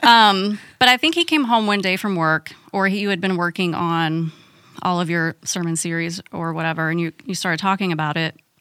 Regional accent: Virginia, United States; moved away as an adult; now in Florida, United States; I grew up in Virginia

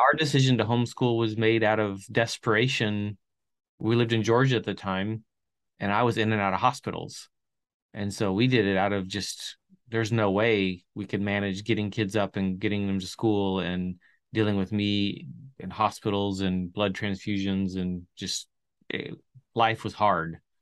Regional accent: Chile; moved away; I grew up in South America and Chile

